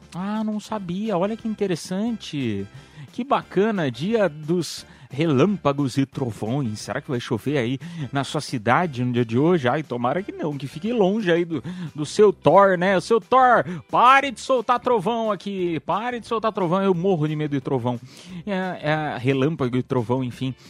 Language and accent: Portuguese; Piedade, São Paulo, Brazil; sou de Piedade, interior de São Paulo